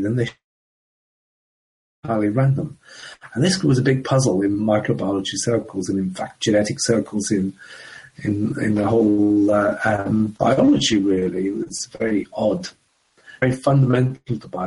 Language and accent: English; Coventry, West Midlands, United Kingdom; also born or lived in Ireland / London; I was born in the Republic of Ireland many years ago. But my family emigrated to England back in the 1960s. And I grew up in a town in the middle of England called Coventry